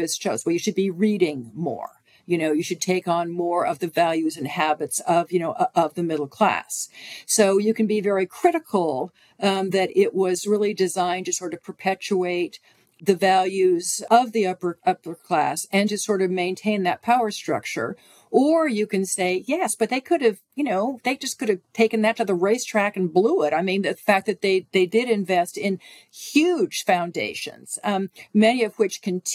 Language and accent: English; California, United States; my home state of California